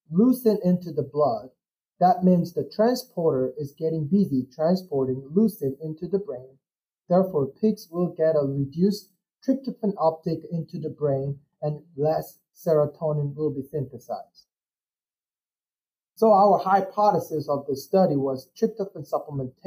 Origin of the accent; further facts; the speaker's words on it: South Korea; moved away as an adult; also born or lived in Illinois, United States; I'm originally from South Korea.